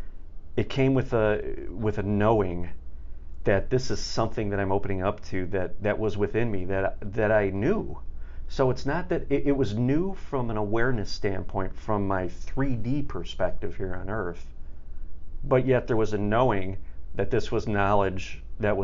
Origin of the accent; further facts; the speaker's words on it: Chicago, Illinois, United States; I'm from the Chicago area